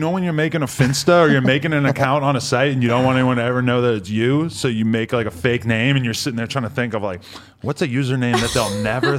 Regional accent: Worcester, Massachusetts, United States; I grew up near Worcester, Massachusetts.

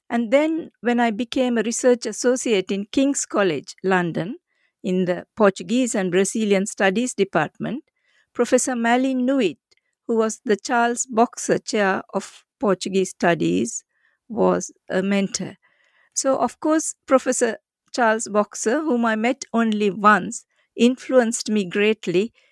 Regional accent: Sri Lanka; first language Sinhala; English is a second language; I was born in the Indian Ocean island of Sri Lanka, uh, which is where I had my schooling.

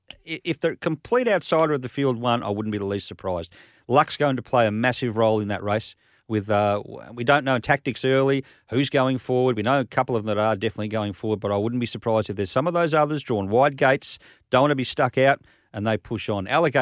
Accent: Victoria, Australia; But I was from Victoria, so it was still hot.

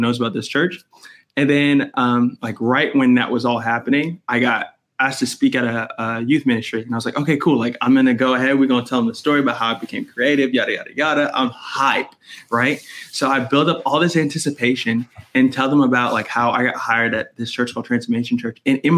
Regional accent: New York City, New York, United States; now in Tulsa, United States; I'm from Brooklyn, New York.

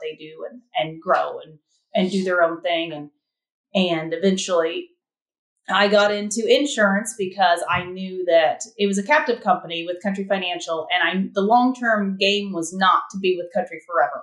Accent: southern Illinois, United States; I grew up locally, just in the town over from where we are

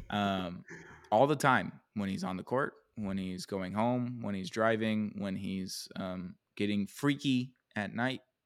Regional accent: the South, United States; We're from the South

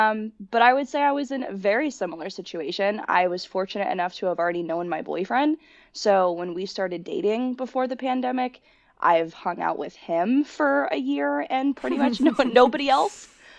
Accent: Connecticut, United States; So I moved last January back to Connecticut. I am from Connecticut, but moved having not really kept in touch with anybody I went to high school with.

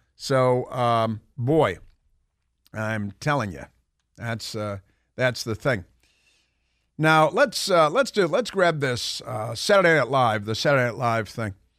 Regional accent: Chicago, Illinois, United States; now in Washington, D.C., United States; I live in Washington, D C. I lived here forever. I grew up in Chicago

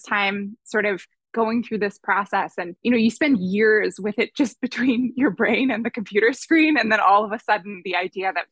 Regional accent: Boston, Massachusetts, United States; moved away as an adult; also born or lived in Berkeley, California; I grew up in the Boston area

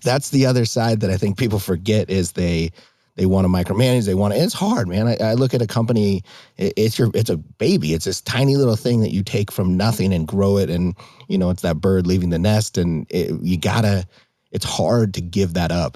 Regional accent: Hamilton, Montana, United States; moved away as an adult; now in Arizona, United States; growing up in Montana, I grew up in the Bitterroot in the Darby, Hamilton area.

